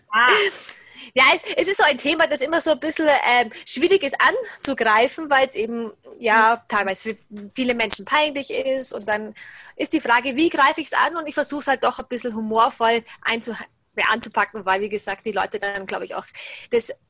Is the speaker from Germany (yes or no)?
no; Salzburg, Austria; über Kurse hier im Salzburger Raum, da wo ich herkomme